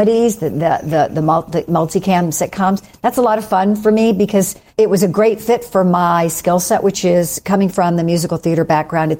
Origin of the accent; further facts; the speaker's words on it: United States; moved away as an adult; now in Calgary, Canada; as an American